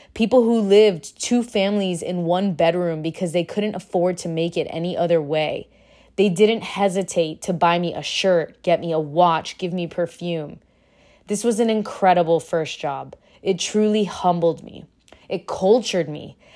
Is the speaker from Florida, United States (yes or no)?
yes; Miami, Florida, United States; moved away; I'm from Miami